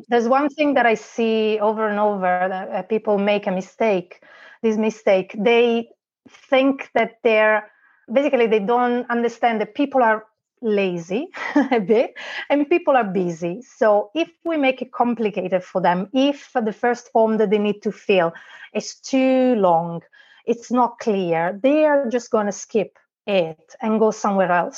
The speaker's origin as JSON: {"language": "English", "country": "Italy", "tie": "born or raised there", "second_language": "English", "moved": "as an adult", "lives_now": "Liverpool, United Kingdom", "said": "as you can tell probably from my accent, uh, I'm not from here. I was born in Italy and I moved here uh, 12 years ago now"}